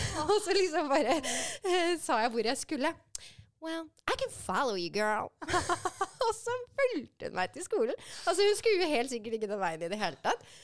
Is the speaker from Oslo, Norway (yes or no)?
yes; Oslo, Norway; also born or lived in San Francisco, United States; Jeg er fra Romsås